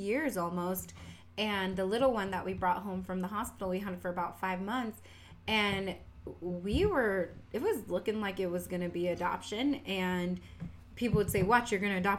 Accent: Washington, United States; accent: southern; We get that southern accent, but we grew up in Washington

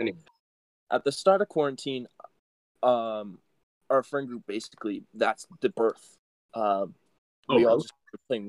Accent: Brampton, Ontario, Canada; I'm from Brampton.

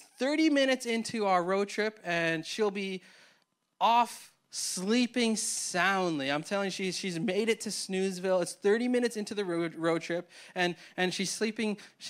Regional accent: Winnipeg, Manitoba, Canada; so me and Tay, we grew up in Winnipeg, Manitoba, and the paths that we got to get to Toronto were vastly different.

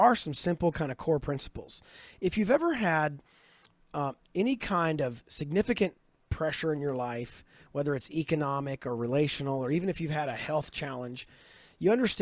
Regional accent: Kentucky, United States; I'm from Kentucky

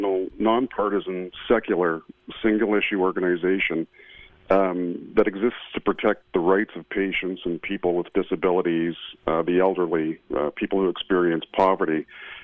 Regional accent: Toronto, Ontario, Canada; So I am from Ontario, Canada. I was born in Toronto.

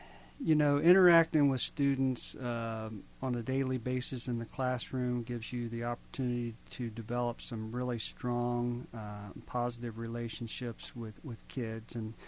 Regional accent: Carroll, Ohio, United States; moved away as an adult; also born or lived in Athens, Ohio; I grew up in Carroll, Ohio.

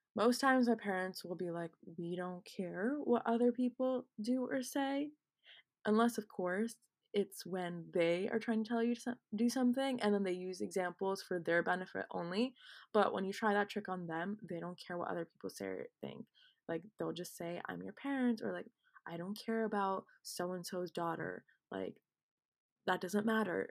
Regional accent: United States; I'm not Indian and I'm, in fact, Pakistani, but I'm actually American

